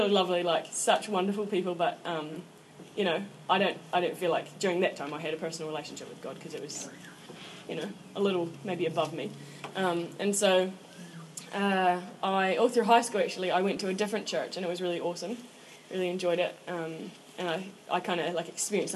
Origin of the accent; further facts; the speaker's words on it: Invercargill, Southland, New Zealand; I am 21 years old, and I'm from Invercargill